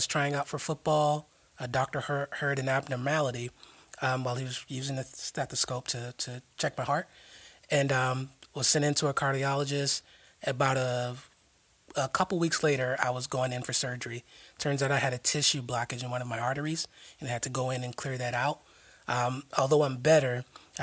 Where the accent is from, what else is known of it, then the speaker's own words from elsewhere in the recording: South Florida, United States; moved away as an adult; now in Jacksonville, United States; I hail from South Florida.